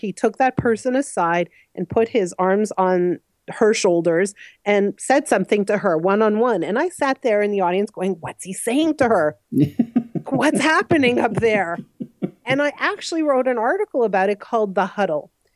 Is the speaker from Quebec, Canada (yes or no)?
yes; Montreal, Quebec, Canada; moved away as an adult; also born or lived in Ottawa; now in Toronto, Canada; I grew up in Montreal, actually, and then I've been living here for about 19 years